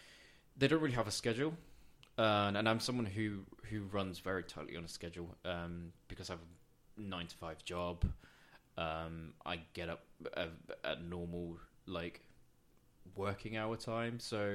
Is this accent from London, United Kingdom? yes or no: yes; London, United Kingdom; also born or lived in Hong Kong; I think coming from London, because I'm such a city person, I grew up in Hong Kong as well.